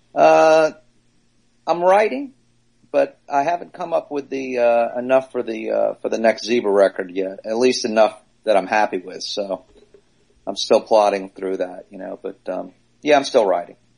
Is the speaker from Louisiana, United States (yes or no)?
yes; New Orleans, Louisiana, United States; moved away; also born or lived in Long Island; I grew up in New Orleans